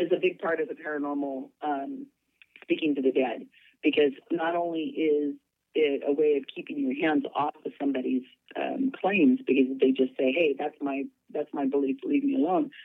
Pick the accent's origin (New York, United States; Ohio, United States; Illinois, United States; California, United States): California, United States; Salinas; I'm born and raised in Salinas, California